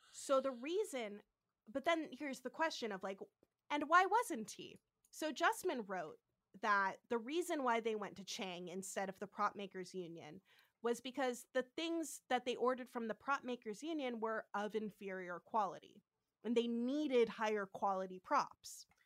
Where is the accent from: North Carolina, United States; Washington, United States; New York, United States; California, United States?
California, United States; San Francisco; I am from San Francisco, so I actually know that area